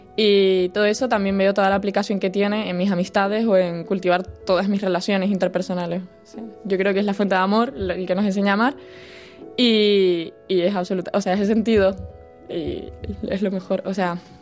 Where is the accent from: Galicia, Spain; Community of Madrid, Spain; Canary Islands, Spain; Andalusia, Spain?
Canary Islands, Spain; Tenerife; moved away as an adult; now in Santiago de Compostela, Spain; soy de Tenerife y estoy estudiando aquí en Santiago de Compostela